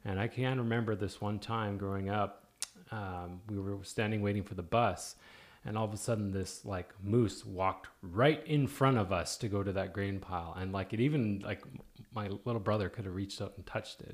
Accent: Canada; now in Oklahoma, United States; Oklahoma is very similar to where I grew up

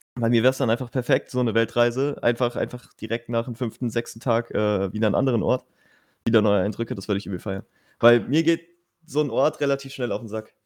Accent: Germany; ich bin Deutscher

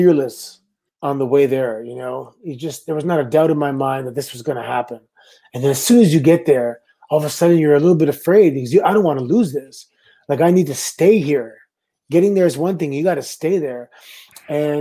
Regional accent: Canada; I'm Canadian

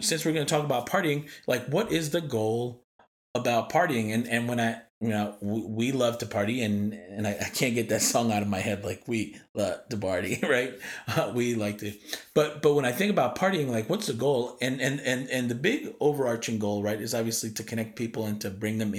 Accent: New York, United States; moved away; also born or lived in East Coast; as a New Yorker

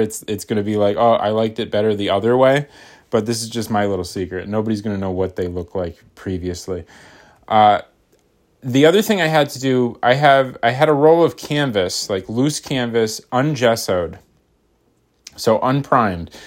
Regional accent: United States; I'm American

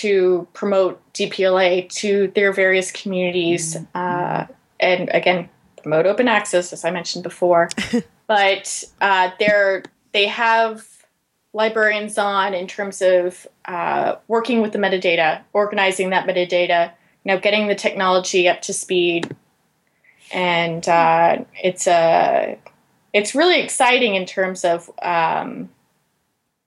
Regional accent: Georgia, United States; my home state of Georgia

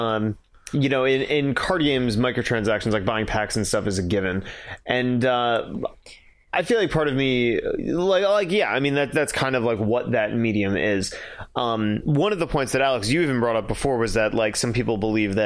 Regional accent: United Kingdom; I'm British

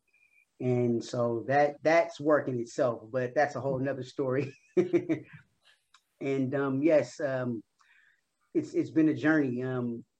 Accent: San Francisco, California, United States; I am also from San Francisco, in the San Francisco Bay Area

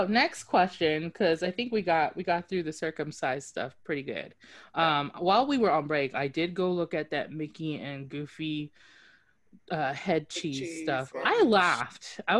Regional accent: Japan; moved away; I hail from Japan

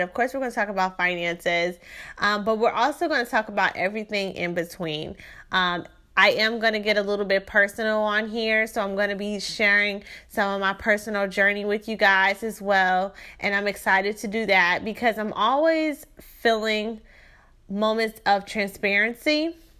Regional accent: Shreveport, Louisiana, United States; moved away as an adult; now in Houston, United States; I am from Shreveport, Louisiana. So I was born in Shreveport, Louisiana in nineteen eighty-eight.

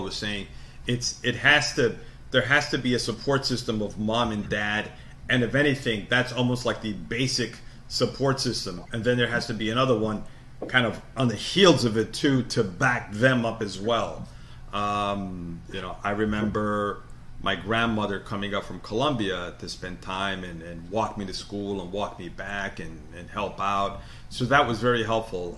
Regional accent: New York, United States; born or raised there; also born or lived in South America

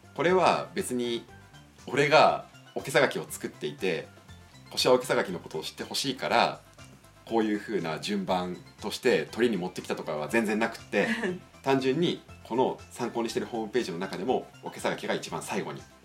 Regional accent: Niigata, Japan; あの、うちの地元周り、実家周りで

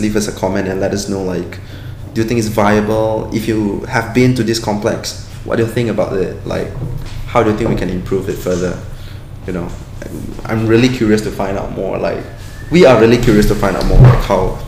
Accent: Klang, Selangor, Malaysia; I'm from Klang.

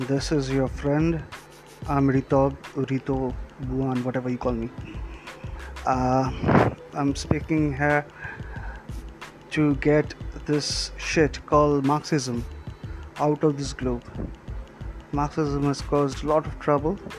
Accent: India; I'm an Indian

